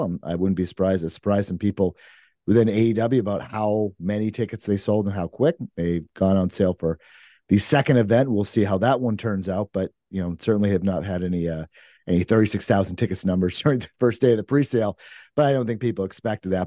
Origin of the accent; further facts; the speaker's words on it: Maine, United States; now in New Hampshire, United States; I'm originally from Maine